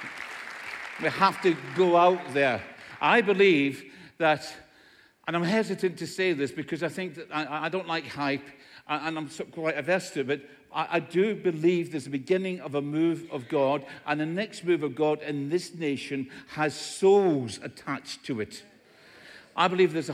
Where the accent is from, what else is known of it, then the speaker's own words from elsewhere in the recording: Scotland, United Kingdom; In Scotland, where I come from, everybody speaks like this